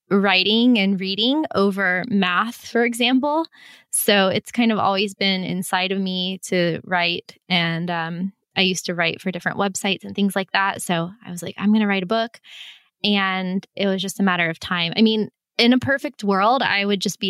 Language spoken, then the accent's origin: English; Florida, United States; moved away; I'm being from Florida